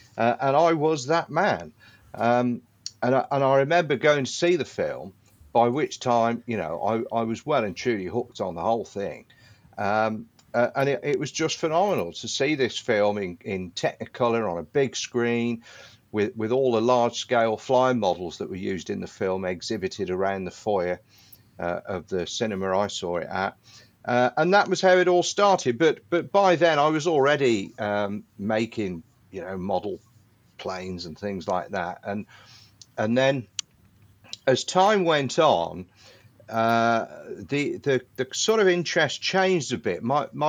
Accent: Midlands, United Kingdom; And then when I was growing up in the Midlands, you know, it's not like you're living down in Kent or Sussex or Hampshire or Dorset and you've got the Battle of Britain.

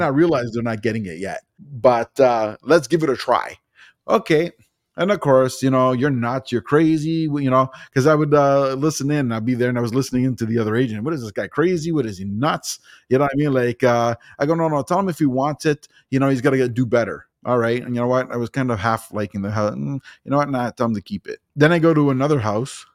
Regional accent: Toronto, Ontario, Canada; moved away as an adult; I was born and raised in Toronto, but I moved out here. I've been out here for four years

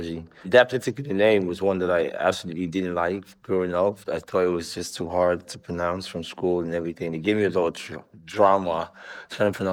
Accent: Lagos, Nigeria; I was born in Lagos, Nigeria, born and brought up here in Lagos

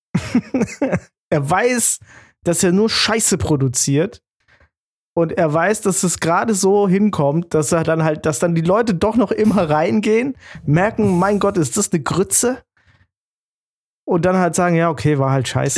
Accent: Giessen, Hesse, Germany; ich bin aus Gießen

